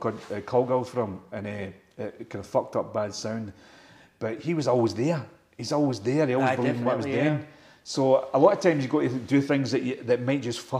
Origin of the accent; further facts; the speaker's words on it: Scotland, United Kingdom; And I'm a Scottish guy running the boot.